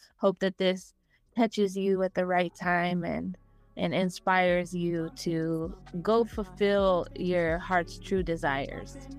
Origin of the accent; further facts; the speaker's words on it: Las Vegas, Nevada, United States; I'm from Las Vegas